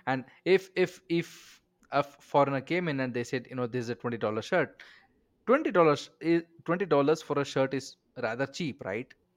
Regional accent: India; I'm an Indian

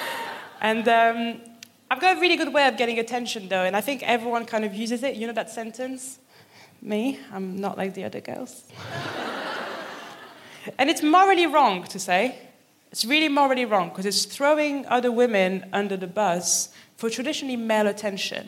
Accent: Paris, Île-de-France, France; moved away as an adult; now in Birmingham, United Kingdom; I'm from Paris. But I also moved from Paris to Birmingham willingly.

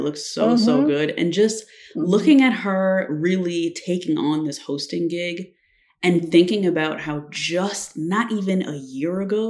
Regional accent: New Jersey, United States; Because we're from Jersey and we're tacky.

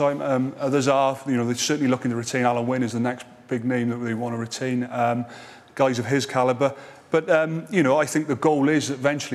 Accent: Wales, United Kingdom; lifting silverware as a Welshman at the Millennium Stadium

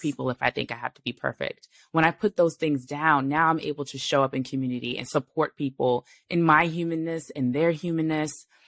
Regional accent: New York City, New York, United States; I was born in Brooklyn. I was raised in New York.

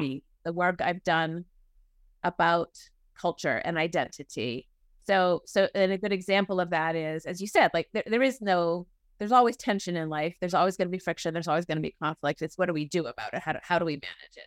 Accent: New England, United States; moved away as an adult; now in Oklahoma, United States; I'm from New England, um, and raised in a, a family that attended a Unitarian Universalist Church, the Arlington Street Church in Boston

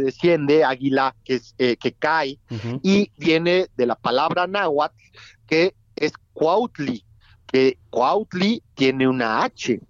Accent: Mexico

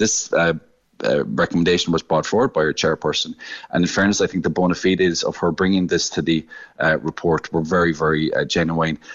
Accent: West Cork, Munster, Ireland; I'm from West Cork and, and dairy is a very important uh, sector down in West Cork

